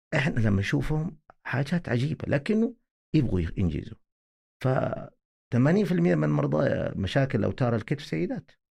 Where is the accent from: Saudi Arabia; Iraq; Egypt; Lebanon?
Saudi Arabia; عندنا في السعوديه